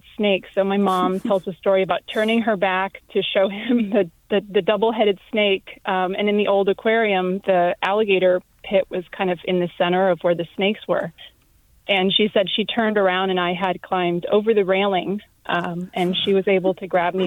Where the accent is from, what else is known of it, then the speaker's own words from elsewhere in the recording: San Francisco, California, United States; I grew up in San Francisco